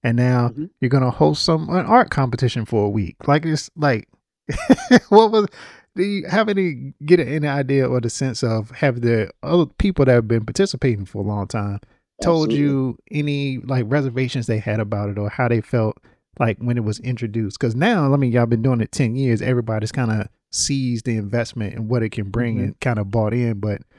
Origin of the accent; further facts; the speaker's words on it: Littleton, North Carolina, United States; I'm from Littleton, North Carolina. Mm-hmm. And so I think about what the people are like in small town, rural South.